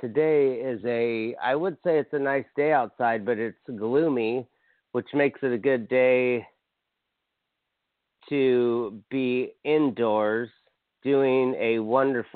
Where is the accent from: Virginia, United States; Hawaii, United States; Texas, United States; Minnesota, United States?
Hawaii, United States; I'm from Hawaii